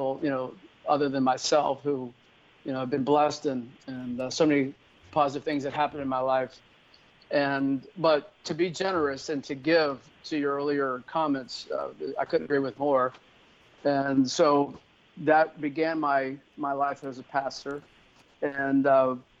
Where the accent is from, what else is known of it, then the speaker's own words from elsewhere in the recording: Miami, Florida, United States; I grew up in Miami